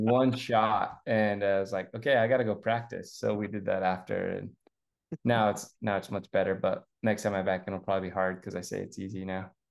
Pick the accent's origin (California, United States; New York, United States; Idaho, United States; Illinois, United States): Idaho, United States; I grew up in Idaho